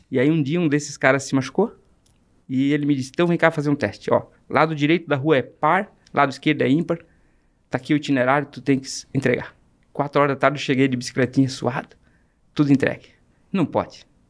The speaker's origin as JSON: {"language": "Portuguese", "country": "Brazil", "tie": "born or raised there", "said": "comecei vendendo picolé com 9 anos de idade, no bairro que eu nasci, na Barragem"}